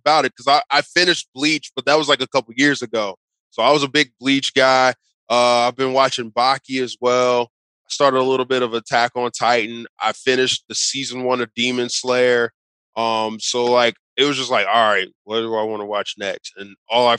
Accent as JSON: {"language": "English", "town": "Cincinnati", "region": "Ohio", "country": "United States", "said": "I'm from Cincinnati"}